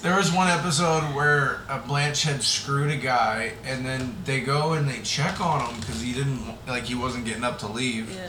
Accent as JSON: {"language": "English", "region": "Florida", "country": "United States", "tie": "born or raised there", "said": "growing up in Florida together"}